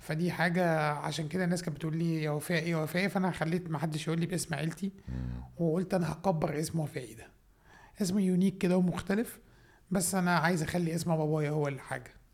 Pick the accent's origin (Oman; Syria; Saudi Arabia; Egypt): Egypt; Minya, Minya Governorate; أنا أصلاً من المنيا، من الصعيد، راجل صعيد.